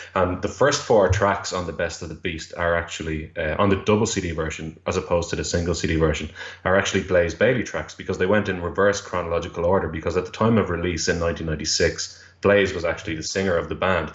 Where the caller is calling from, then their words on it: Dublin, Leinster, Ireland; I'm calling from Dublin, Ireland, at the moment.